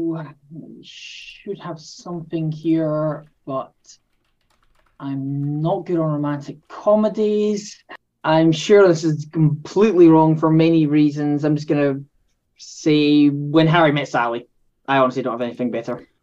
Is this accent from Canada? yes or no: no; Scotland, United Kingdom; If the accent doesn't give it away, I am from Scotland